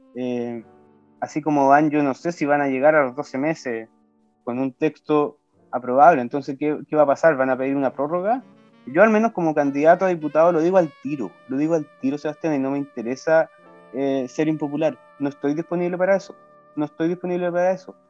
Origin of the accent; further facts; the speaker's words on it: Osorno, Los Lagos, Chile; also born or lived in Santiago; yo nací y me crié en Osorno